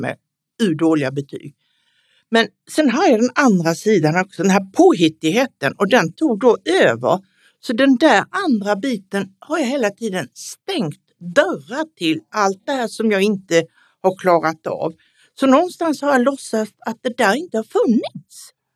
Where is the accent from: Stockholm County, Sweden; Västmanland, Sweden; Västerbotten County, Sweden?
Stockholm County, Sweden; Stockholm; är 76 år och kommer från Stockholm